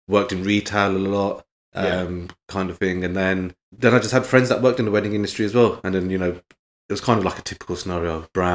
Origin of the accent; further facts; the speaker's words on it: London, United Kingdom; now in Birmingham, United Kingdom; every time I go back to London, as soon as I cross the M25